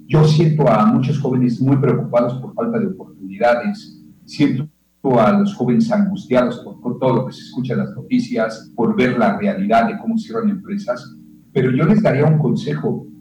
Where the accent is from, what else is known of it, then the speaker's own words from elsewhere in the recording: Yucatán, Mexico; nos hemos visto tan afectados los yucatecos